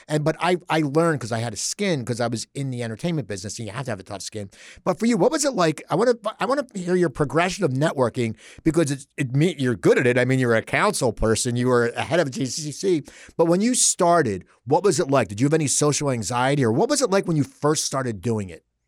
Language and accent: English; Cherry Hill, New Jersey, United States; I grew up in Cherry Hill.